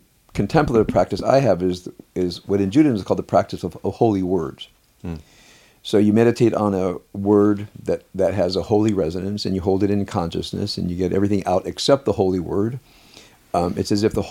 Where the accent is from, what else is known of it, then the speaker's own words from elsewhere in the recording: Compton, California, United States; I grew up in Compton